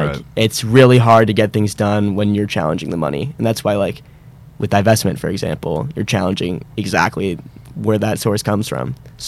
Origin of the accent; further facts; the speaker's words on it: West Palm Beach, Florida, United States; moved away as an adult; now in Boston, United States; I'm from West Palm Beach, Florida.